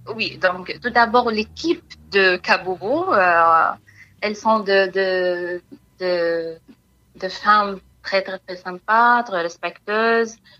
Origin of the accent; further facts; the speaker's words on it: Palestine; French is a second language; moved away as an adult; now in France; je suis palestinienne et je suis arrivée en France euh, en 2016